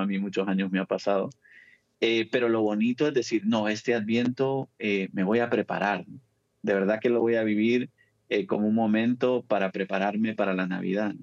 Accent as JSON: {"language": "Spanish", "country": "El Salvador", "tie": "born or raised there", "said": "yo soy salvadoreño"}